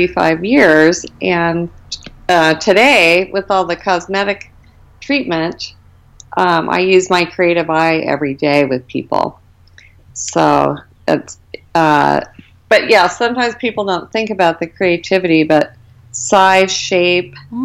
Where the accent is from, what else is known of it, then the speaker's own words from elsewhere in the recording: Arizona, United States; I grew up in Arizona, and so I've basically been here my whole life